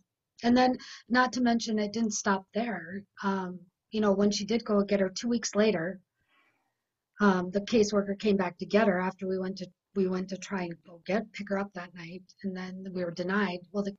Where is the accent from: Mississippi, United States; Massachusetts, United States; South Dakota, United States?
South Dakota, United States; from working in my other state, my home state of South Dakota, and dealing with CPS clinically.